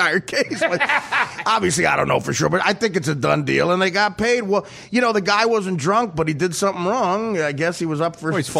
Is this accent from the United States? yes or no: yes; Georgia, United States; I'm from North Georgia.